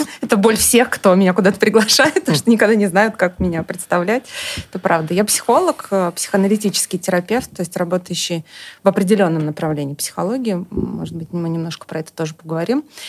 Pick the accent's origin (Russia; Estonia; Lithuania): Estonia; moved away; also born or lived in Germany; я в Эстонии жила, и э, да, я, собственно, оттуда